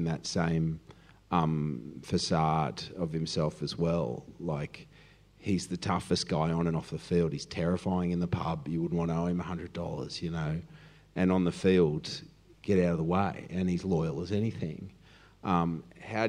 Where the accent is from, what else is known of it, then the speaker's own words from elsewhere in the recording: Cronulla, New South Wales, Australia; I'm from Cronulla